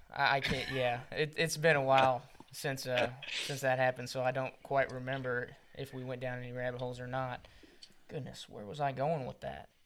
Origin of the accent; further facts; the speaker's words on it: Missouri, United States; I'm from Missouri